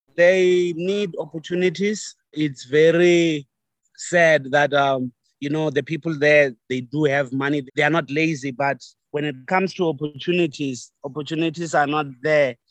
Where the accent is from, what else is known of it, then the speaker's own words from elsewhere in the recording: Venda, Limpopo, South Africa; also born or lived in Shayandima / Maungani; I grew up in Venda. I was moving around a lot.